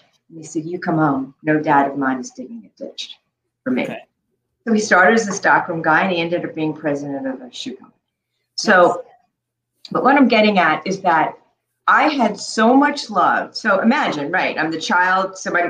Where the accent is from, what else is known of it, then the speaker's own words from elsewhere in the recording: New York City, New York, United States; also born or lived in Chicago; Born in Chicago, and before I started the year, I started kindergarten. I moved to New York City.